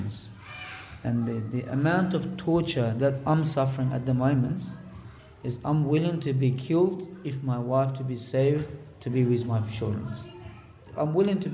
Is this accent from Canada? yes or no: no; Hotan, Xinjiang, China; English is a second language; moved away as an adult; my hometown, which is Khotan